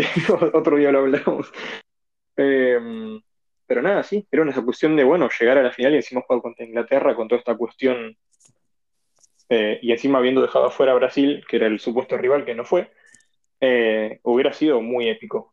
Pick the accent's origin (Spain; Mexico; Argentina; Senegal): Argentina; me tomo como argentino